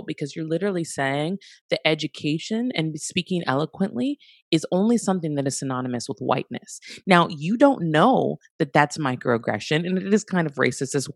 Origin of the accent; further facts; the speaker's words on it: Santa Barbara, California, United States; Growing up in Santa Barbara, I grew up in predominantly white space